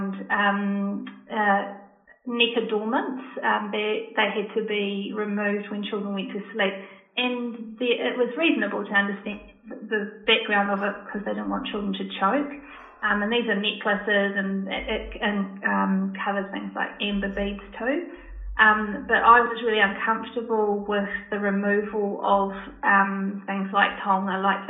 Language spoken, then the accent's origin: English; New Zealand; I'm Māori myself